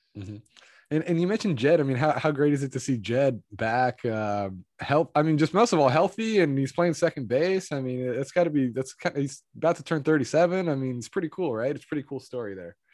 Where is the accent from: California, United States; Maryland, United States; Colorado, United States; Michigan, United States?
California, United States; Moraga; I'm from Moraga